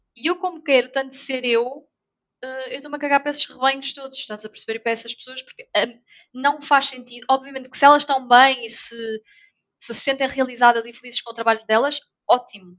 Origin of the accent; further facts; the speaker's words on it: North, Portugal; moved away as an adult; now in Lisbon, Portugal; eu sou do Norte